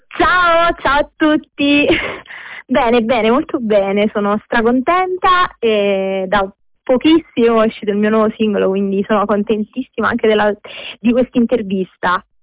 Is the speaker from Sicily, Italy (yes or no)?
no; Naples, Campania, Italy; sono di Napoli